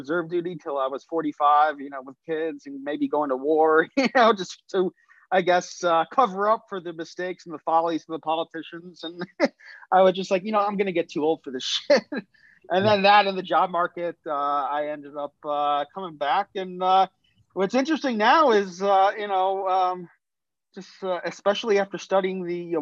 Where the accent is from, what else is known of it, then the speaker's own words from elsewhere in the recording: New Jersey, United States; moved away as an adult; also born or lived in Washington, D.C. / Silver Spring, Maryland / Israel; moved again to New Jersey, where I lived till I was 18.